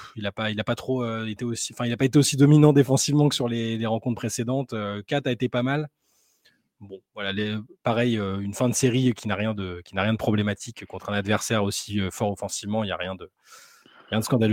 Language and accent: French; France; on est français